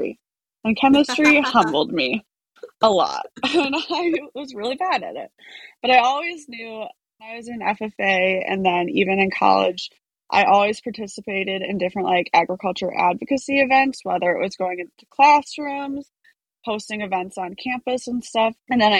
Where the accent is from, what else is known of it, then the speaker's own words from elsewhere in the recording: Sauk Prairie, Wisconsin, United States; I grew up in Sauk Prairie, Wisconsin, or Sauk City is